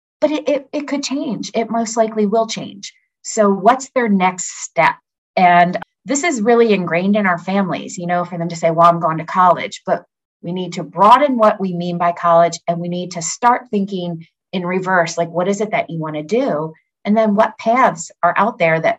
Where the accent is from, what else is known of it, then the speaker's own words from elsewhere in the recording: Pennsylvania, United States; I'm from Pennsylvania